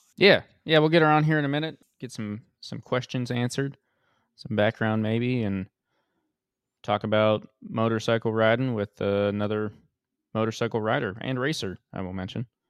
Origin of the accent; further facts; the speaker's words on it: Utah, United States; also born or lived in Washington; We're both from Utah, so Wyoming feels more, more close to home